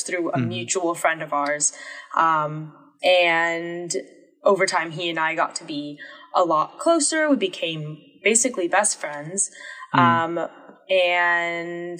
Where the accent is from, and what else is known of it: Durham, North Carolina, United States; born or raised there